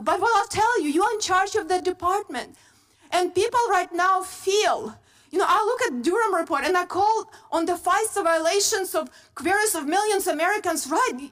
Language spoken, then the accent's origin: English; Ukraine; moved away as an adult; now in United States; I grew up in very similar country, Ukraine now, and when I came here as a young person